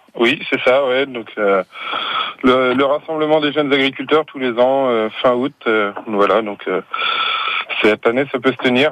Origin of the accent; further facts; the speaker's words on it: North Mayenne, Pays de la Loire, France; chez nous dans le Nord Mayenne